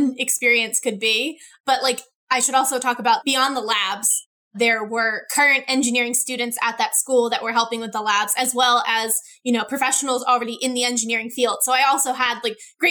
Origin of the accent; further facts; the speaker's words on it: Jenkintown, Pennsylvania, United States; I grew up in Jenkintown, which is about 30 minutes from Center City, Philadelphia